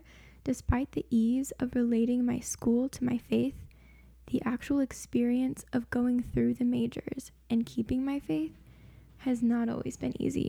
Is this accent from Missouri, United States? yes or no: yes; Springfield, Missouri, United States; I am from Springfield, Missouri